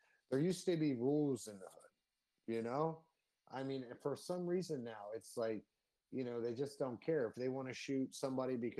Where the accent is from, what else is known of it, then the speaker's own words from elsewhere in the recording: Philadelphia, Pennsylvania, United States; I'm from Philly